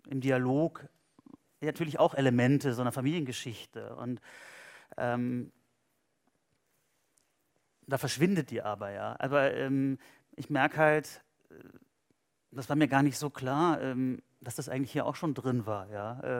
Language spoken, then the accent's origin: German; West Germany, Germany; als Westdeutscher hatte ich ja mit Pionieren nichts zu tun.